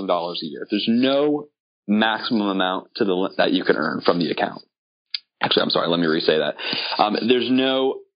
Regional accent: Apopka, Florida, United States; I'm from Central Florida, born and raised in Apopka

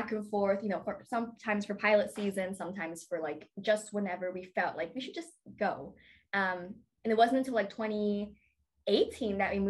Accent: Dallas, Texas, United States; moved away; Yeah, so I'm originally from Dallas, Texas.

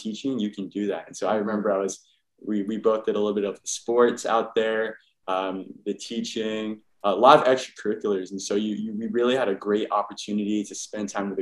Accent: Oahu, Hawaii, United States; I actually grew up on the island Oahu in Hawaii

